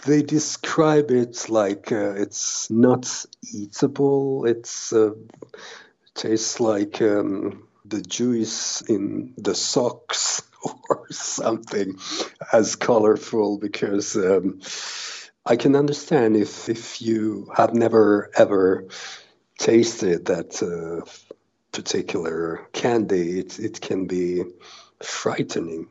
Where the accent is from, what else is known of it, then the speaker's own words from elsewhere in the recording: Helsinki, Uusimaa, Finland; I'm from Helsinki, Finland, and I'm the chairman of the Finnish Salty Licorice Association